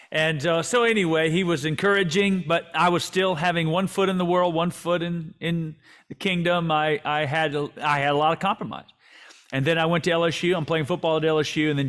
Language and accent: English; Vancouver, British Columbia, Canada; born there; I was born in Vancouver when he was the head coach with the BC Lions.